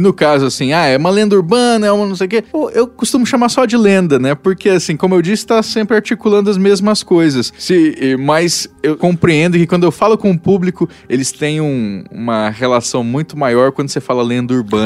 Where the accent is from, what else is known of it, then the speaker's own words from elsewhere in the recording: Mato Grosso do Sul, Brazil; eu sou do Mato Grosso do Sul, fronteira ali com o Paraguai